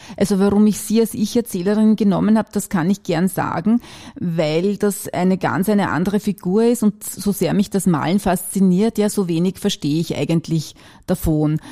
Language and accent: German; Wachau, Lower Austria, Austria; now in Vienna, Austria; Ich bin ursprünglich Niederösterreicherin und komme aus der Wachau und habe dann in verschiedenen Bezirken in Wien gelebt